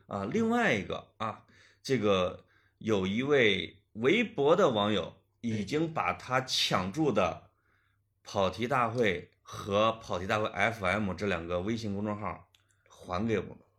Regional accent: Puyang, Henan, China; born or raised there

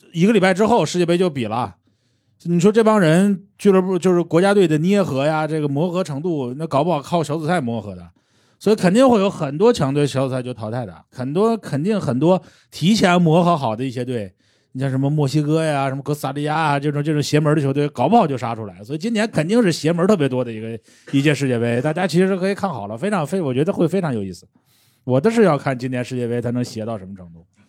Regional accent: Tianjin, China; also born or lived in Shandong; 因为我老家在山东， 我生在天津，但是我老家在山东， 我从小就是一个山东家庭

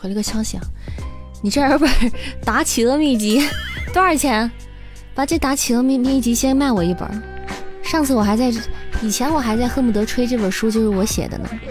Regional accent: Xi'an, Shaanxi, China; 我是西安人

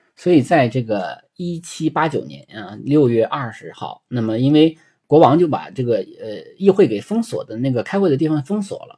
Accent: China; 对于我们中国人来说

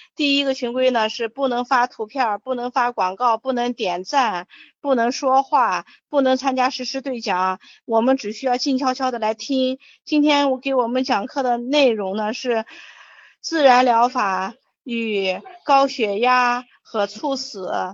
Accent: China; 我们中国人

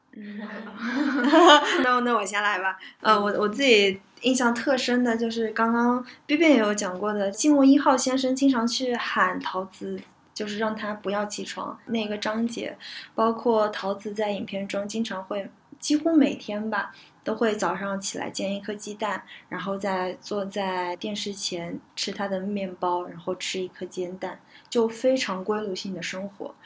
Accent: Jiangsu, China; moved away; 我是江苏人嘛，所以我其实从小的生活环境就是跟家人一直都是说方言的，只有在学校里面是说普通话

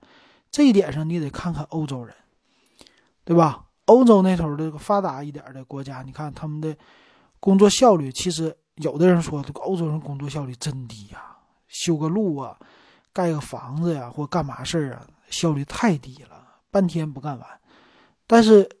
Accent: Northeast China, China; 其实这么来说的话，你不能说咱们东北人懒，对吧？

